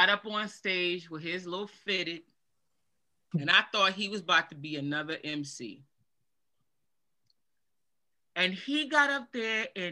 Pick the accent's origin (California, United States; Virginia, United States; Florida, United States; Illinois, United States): Virginia, United States; moved away as an adult; now in Germany